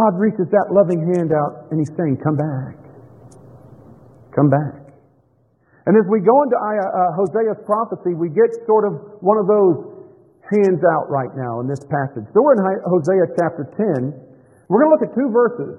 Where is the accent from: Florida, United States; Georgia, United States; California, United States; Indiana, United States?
Florida, United States; Tampa; I grew up in Florida.